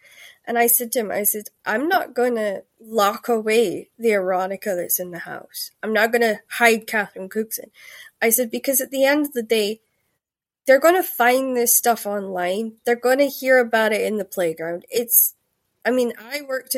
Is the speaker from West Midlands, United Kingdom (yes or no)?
no; Shetland, Scotland, United Kingdom; moved away; also born or lived in Glasgow; I grew up in Shetland, and if you know where that is, it's like right the north of Scotland